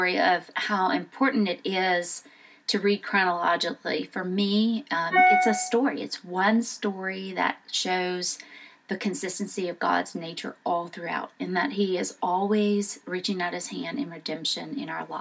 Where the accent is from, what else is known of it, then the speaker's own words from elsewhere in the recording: Southern Louisiana, United States; moved away as an adult; also born or lived in Houston, Texas; now in Memphis, United States; I was born in Southern Louisiana. I went to LSU, moved to Houston out of college to take a job